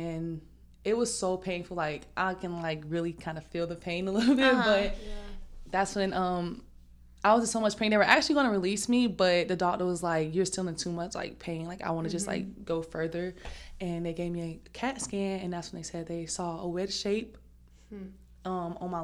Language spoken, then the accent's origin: English; Southeast Georgia, United States; moved away as an adult; I am from Southeast Georgia